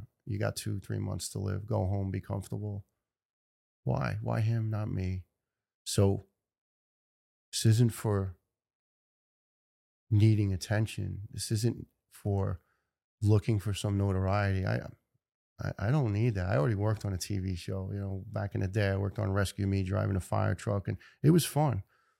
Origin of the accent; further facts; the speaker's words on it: Ireland; You know, I'm Irish, it's Guinness, and sometimes too much.